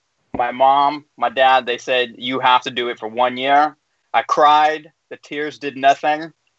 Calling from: Union City, California, United States; I'm coming from Union City, California, which is in the Bay Area.

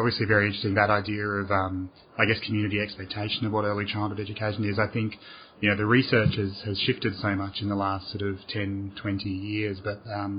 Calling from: Australia; I'm calling from Australia

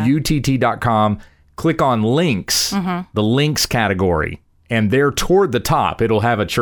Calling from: Ontario, Canada; We're from Ontario, Canada, and my husband and I just moved to another city

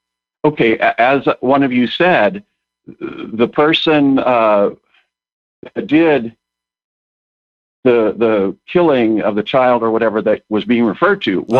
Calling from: Eau Claire, Wisconsin, United States; I am calling from Eau Claire, Wisconsin.

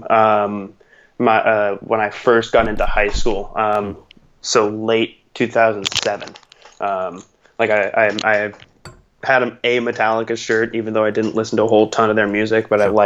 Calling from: Culver City, California, United States; was basically a, a uh, neighborhood in LA.

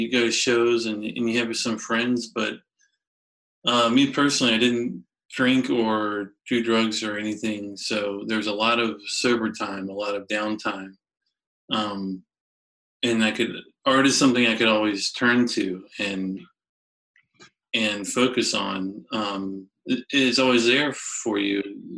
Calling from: Richmond, Virginia, United States; I'm calling just outside of Richmond, Virginia, home of … and ….

